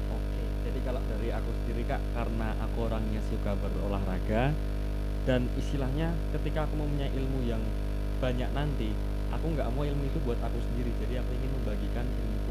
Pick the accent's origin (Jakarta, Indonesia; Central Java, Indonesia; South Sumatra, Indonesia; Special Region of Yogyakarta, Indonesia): Special Region of Yogyakarta, Indonesia; Sleman; aku asalnya dari DIY dari Sleman tepatnya kak jadi anak sinilah